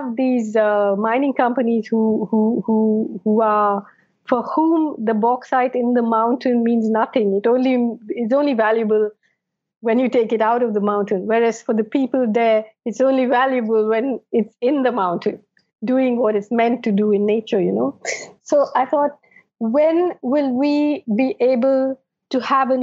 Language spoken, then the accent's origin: English; Kerala, India; when I grew up in Kerala